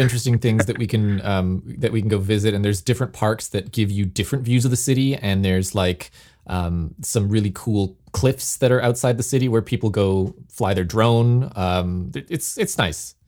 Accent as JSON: {"language": "English", "town": "Toronto", "region": "Ontario", "country": "Canada", "tie": "born or raised there", "moved": "yes", "said": "my hometown of Toronto"}